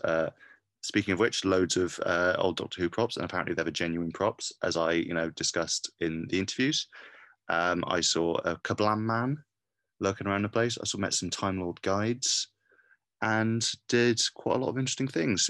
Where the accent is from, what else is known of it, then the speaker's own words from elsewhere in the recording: Cardiff, Wales, United Kingdom; I'm from Cardiff